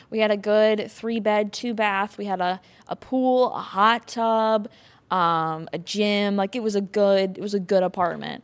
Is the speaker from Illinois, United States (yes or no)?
no; Wisconsin, United States; I'm from Wisconsin